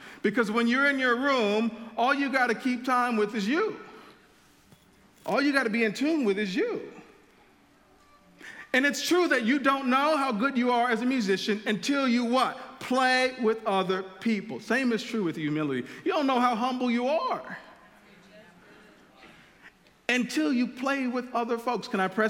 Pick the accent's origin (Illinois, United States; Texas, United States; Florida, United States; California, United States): Illinois, United States; Chicago; When I moved here from Chicago in 99 to go to the University of Illinois, one of the things I noticed on my floor is that a lot of the guys had guitars.